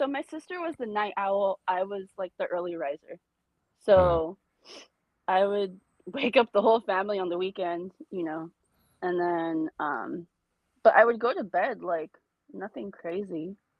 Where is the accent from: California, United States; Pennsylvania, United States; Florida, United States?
California, United States; Los Angeles; originally I lived in Highland Park. HLP. Half a second, yes. And then we moved to Eagle Rock when I was two.